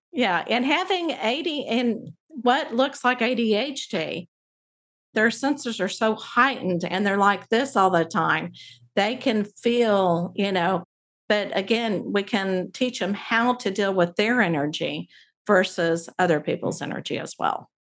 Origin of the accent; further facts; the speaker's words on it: Abilene, Texas, United States; I grew up in Abilene where there's three different Christian colleges